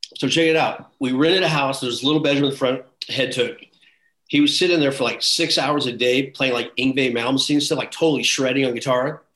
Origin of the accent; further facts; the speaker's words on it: Bakersfield, California, United States; also born or lived in San Leandro, California / Kansas / Los Angeles / Huntington Beach; I was born in San Leandro, up by Oakland. Okay. Then yeah, I moved to Kansas for a couple years, and then to Bakersfield until I was 17, then down